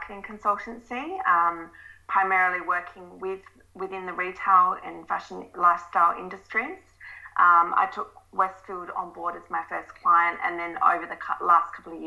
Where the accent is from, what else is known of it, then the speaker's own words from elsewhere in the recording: Adelaide, South Australia, Australia; moved away as an adult; also born or lived in London; I'm originally from Adelaide.